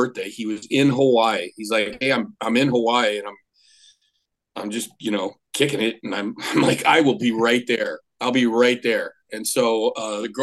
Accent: Austria; first language German; English is a second language; now in United States; I was born in Austria, so my first language is German

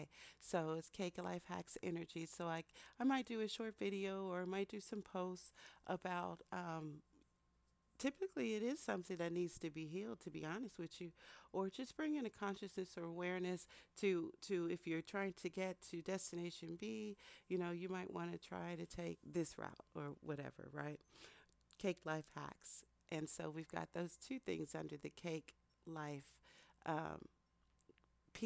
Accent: Texas, United States; also born or lived in Philadelphia; that's how I grew up in Texas

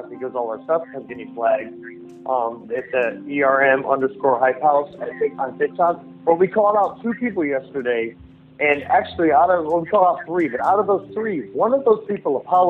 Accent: Northeast Ohio, United States; I'm from Northeast Ohio

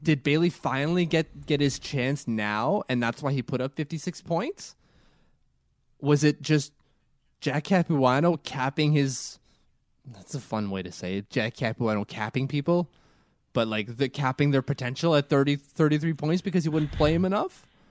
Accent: Canada; I'm too Canadian.

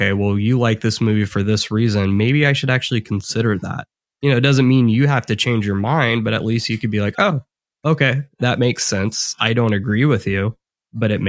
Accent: Midwest, United States; me and Chris are just these Midwesterners that have like no accent at all

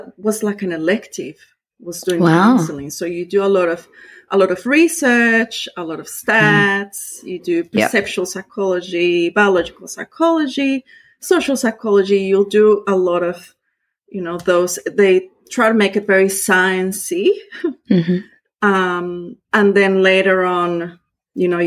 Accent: Costa Rica; first language Spanish; English is a second language; moved away as an adult; now in Australia; I was born in Costa Rica

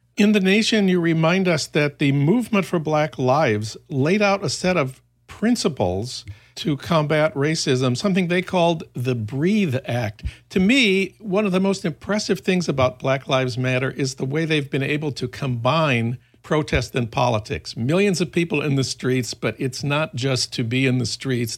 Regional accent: Minneapolis, Minnesota, United States; my hometown of Minneapolis

